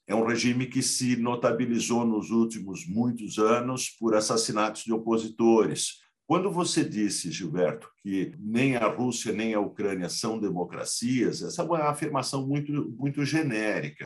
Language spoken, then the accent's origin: Portuguese; Brazil; como brasileiros